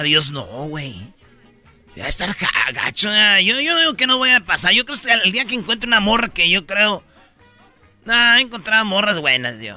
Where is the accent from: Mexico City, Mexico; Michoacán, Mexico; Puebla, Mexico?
Michoacán, Mexico; en Michoacán somos buenos todos